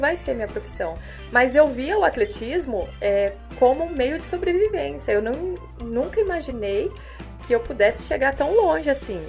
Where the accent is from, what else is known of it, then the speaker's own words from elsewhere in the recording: Cruzeiro, São Paulo, Brazil; eu moro eu sou da cidade de Cruzeiro, natural da cidade de Cruzeiro, uma cidade pequena, mas cheia de montanhas, rios, cachoeira, essas coisas gostosas de infância